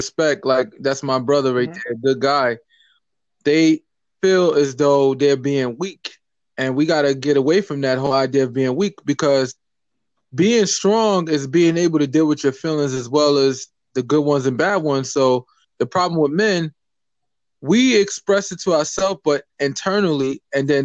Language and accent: English; New York, United States; I'm a New Yorker